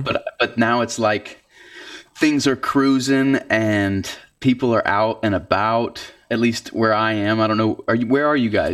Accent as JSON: {"language": "English", "region": "Georgia", "country": "United States", "tie": "born or raised there", "moved": "as an adult", "lives_now": "Nashville, United States", "said": "I grew up in Georgia"}